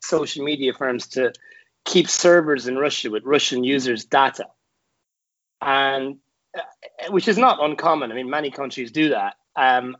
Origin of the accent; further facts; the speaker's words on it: Carlow, Leinster, Ireland; in Carlo, my hometown